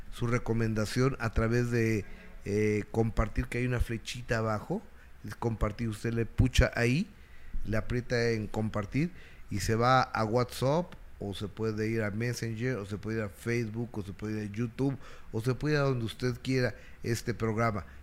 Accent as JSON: {"language": "Spanish", "country": "Mexico", "said": "Soy experto, soy mexicano."}